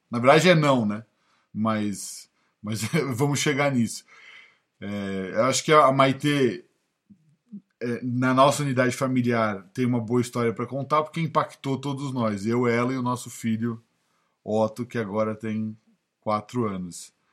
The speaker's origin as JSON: {"language": "Portuguese", "region": "São Paulo", "country": "Brazil", "moved": "as an adult", "lives_now": "United States", "said": "eu não sei nem se eu tô falando como paulista de falar"}